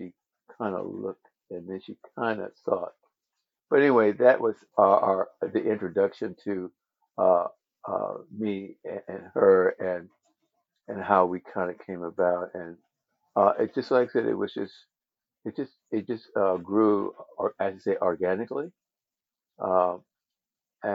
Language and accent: English; Los Angeles, California, United States; I was born in Los Angeles, and I pretty much have grown up in LA.